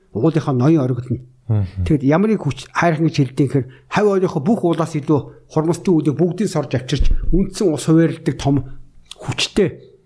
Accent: Mongolia; миний өөрөө төрж өссөн био

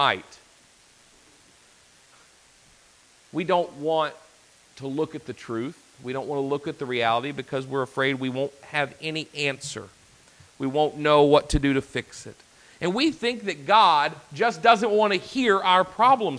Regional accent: Arkansas, United States; I'm from Arkansas, so we would say break the tooth

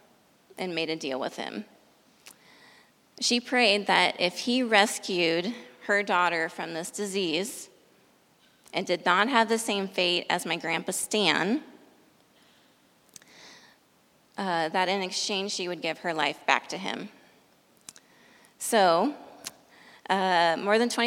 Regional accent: Idaho, United States; 350 miles away from my hometown in Idaho

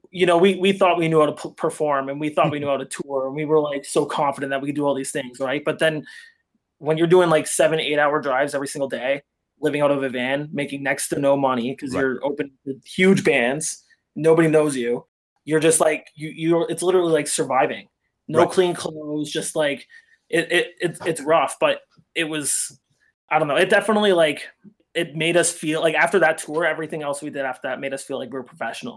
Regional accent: Hamilton, Ontario, Canada; we're from Hamilton

